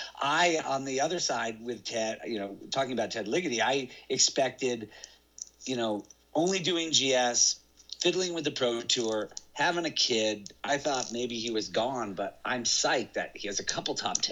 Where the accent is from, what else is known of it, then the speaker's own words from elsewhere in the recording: Vermont, United States; I was more comfortable on ice because I grew up in Vermont, right?